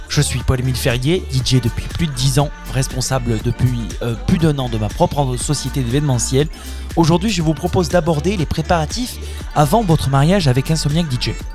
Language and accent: French; Tarn, Occitania, France; Chez nous dans le Tarn